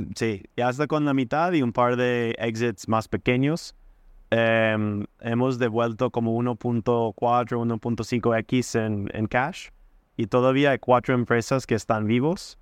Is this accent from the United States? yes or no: yes; United States; Spanish is a second language; moved away as an adult; also born or lived in Wisconsin; now in Chile; siendo como gringo en Chile